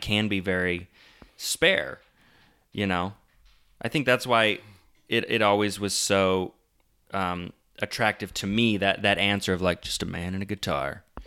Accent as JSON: {"language": "English", "town": "Omaha", "region": "Nebraska", "country": "United States", "said": "I'm from Omaha"}